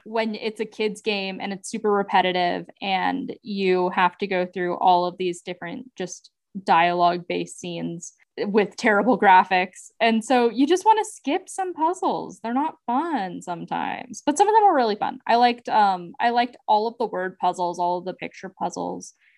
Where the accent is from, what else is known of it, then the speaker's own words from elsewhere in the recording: United States; as an American